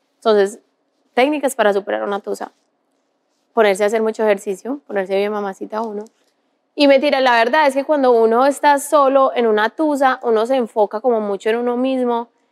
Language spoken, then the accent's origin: Spanish; Paisa, Antioquia, Colombia